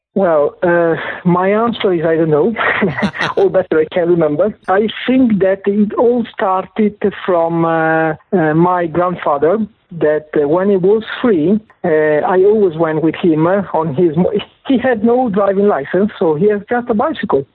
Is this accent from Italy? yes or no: yes; Italy; accent: Italian; English is a second language; my Italian accent